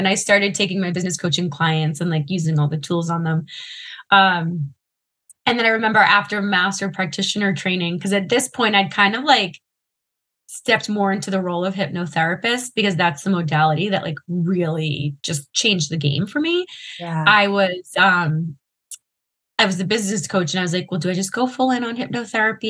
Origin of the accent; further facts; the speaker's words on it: Massachusetts, United States; where I grew up in Massachusetts